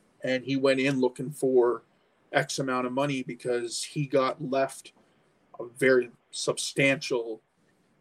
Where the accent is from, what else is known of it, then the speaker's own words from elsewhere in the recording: Stephenville, Newfoundland and Labrador, Canada; moved away as an adult; also born or lived in Halifax / Scarborough, Ontario; I'm from the west coast of Newfoundland, born and raised in Stephenville